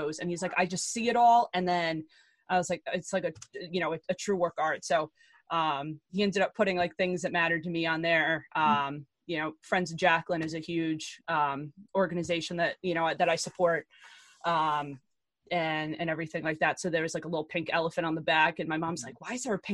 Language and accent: English; Hartsdale, New York, United States; I'm from Hartsdale.